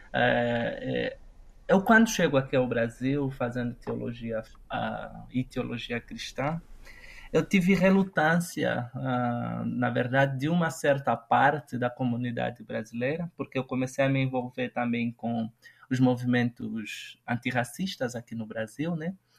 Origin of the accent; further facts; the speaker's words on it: Lubango, Huíla, Angola; also born or lived in Huambo, Angola; eu nasci no Ambo, em plena guerra civil, na, eh, na década de 90.